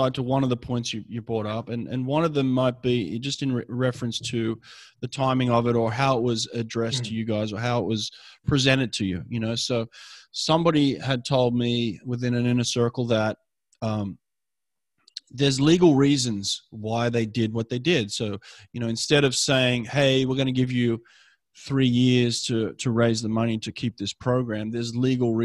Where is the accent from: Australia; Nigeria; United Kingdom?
Australia; now in United States; an Australian growing up in a foreign country